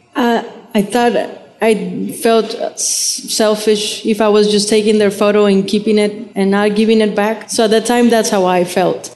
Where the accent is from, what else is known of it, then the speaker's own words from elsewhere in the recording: Monterrey, Nuevo León, Mexico; now in Rio Grande Valley, United States; i grew up in uh, monterrey okay. um, Nuevo León